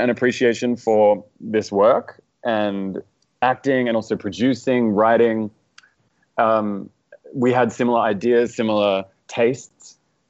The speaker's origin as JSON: {"language": "English", "country": "Australia", "also_born_or_lived": "New York", "moved": "yes", "lives_now": "Los Angeles, United States", "said": "I'm from Australia. Yeah. Christian's from Detroit, Michigan. And and we met in New York, but now I live in LA."}